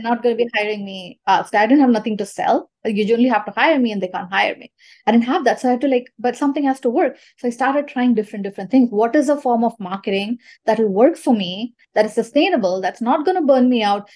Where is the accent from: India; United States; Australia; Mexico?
India; Chennai, Tamil Nadu; moved away; I'm from Chennai, India